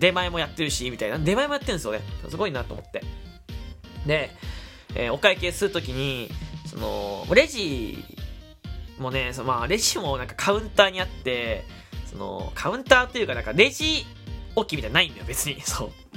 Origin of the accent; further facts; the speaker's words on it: Kyushu, Fukuoka, Japan; moved away; 僕関西、まあ西日本出身だからだけど、九州福岡出身だから